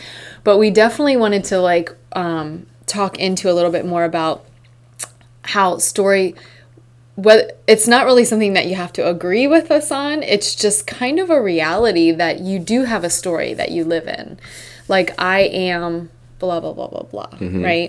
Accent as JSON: {"language": "English", "country": "United States", "said": "As Americans, we have certain stories that we resonate"}